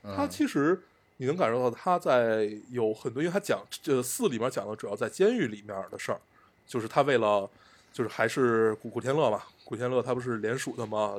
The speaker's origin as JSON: {"language": "Chinese", "country": "China", "said": "因为我们是中国人"}